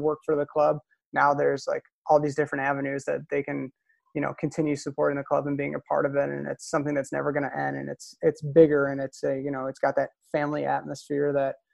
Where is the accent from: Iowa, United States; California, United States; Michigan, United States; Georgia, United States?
Michigan, United States; Downriver area; when I was growing up in the Downriver area